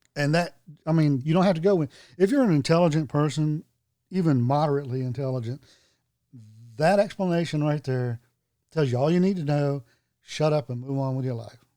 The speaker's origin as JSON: {"language": "English", "town": "Hope Mills", "region": "North Carolina", "country": "United States", "tie": "born or raised there", "said": "I grew up in Hope Mills"}